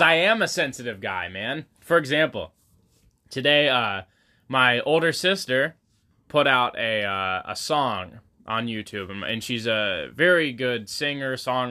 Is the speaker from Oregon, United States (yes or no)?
yes; Waldport, Oregon, United States; You know, we're in Newport. We grew up in Walport.